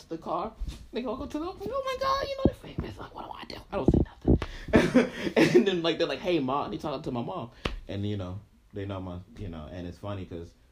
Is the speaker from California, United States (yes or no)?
no; Yonkers, New York, United States; moved away; I'm originally from Yonkers, New York